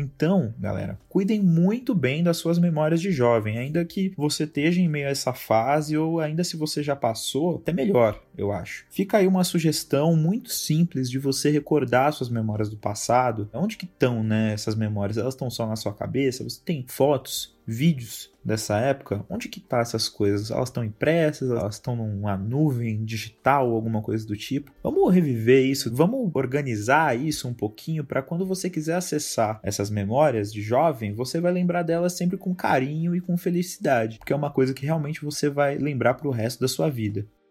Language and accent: Portuguese; São Bernardo do Campo, São Paulo, Brazil; Eu sou de São Bernardo do Campo, que é uma cidade que, para quem não conhece, fica no ABC Paulista